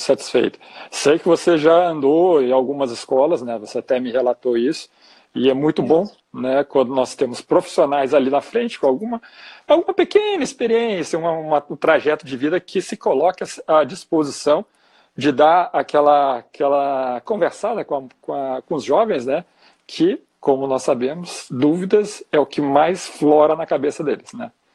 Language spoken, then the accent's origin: Portuguese; Porto Alegre, Rio Grande do Sul, Brazil; somos aqui de Porto Alegre